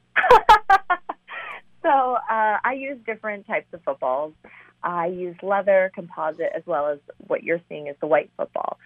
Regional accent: St. Louis, Missouri, United States; also born or lived in China / Ithaca, New York; most of my childhood I would consider St. Louis, Missouri, my hometown

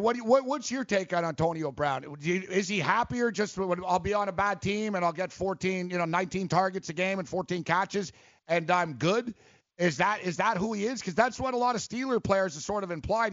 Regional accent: Montreal, Quebec, Canada; now in New York, United States; I'm from Montreal, so I grew up watching the rivalry

